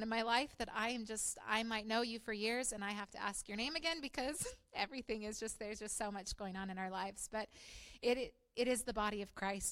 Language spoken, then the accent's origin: English; Chewelah, Washington, United States; moved away as an adult; now in Chernobyl, Ukraine; I grew up in Chihuahua and was married in this church